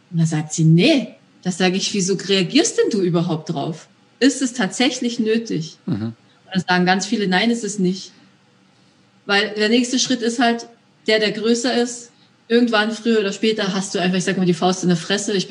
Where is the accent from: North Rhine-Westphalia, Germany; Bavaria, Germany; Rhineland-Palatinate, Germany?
Bavaria, Germany; Ja, ich komme ursprünglich aus Bayern.